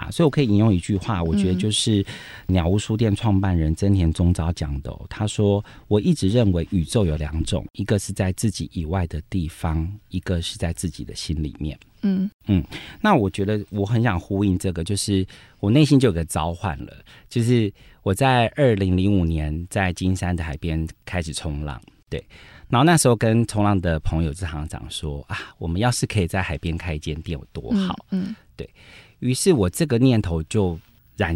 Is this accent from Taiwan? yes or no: yes; Taiwan; 我自己在眷村长大二十三年